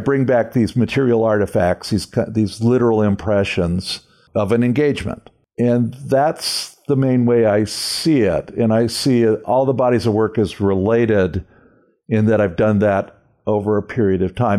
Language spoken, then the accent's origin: English; Calabasas, California, United States; born or raised there; also born or lived in Santa Monica, California / Venice, California